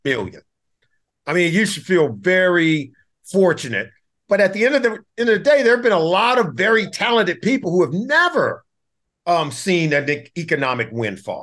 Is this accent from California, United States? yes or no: yes; Compton, California, United States; I grew up in Compton, California